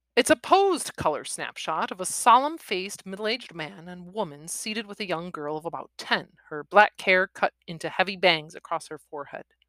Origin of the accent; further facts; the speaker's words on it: Wisconsin, United States; born and bred in Wisconsin